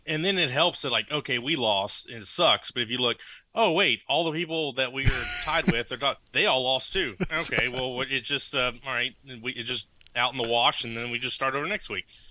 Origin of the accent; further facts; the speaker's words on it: Lafayette and Lake Charles, Louisiana, United States; I grew up in Lafayette and Lake Charles